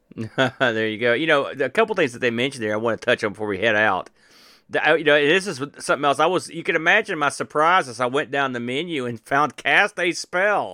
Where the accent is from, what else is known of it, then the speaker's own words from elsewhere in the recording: United States; as an American